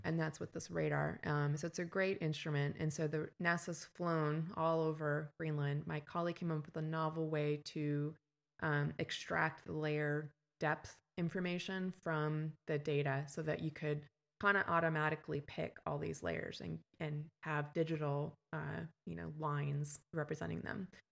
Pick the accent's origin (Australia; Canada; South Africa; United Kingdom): Canada; moved away as an adult; also born or lived in West Coast, United States; now in Texas, United States; I'm from Canada and I, um, went to grad school on the West Coast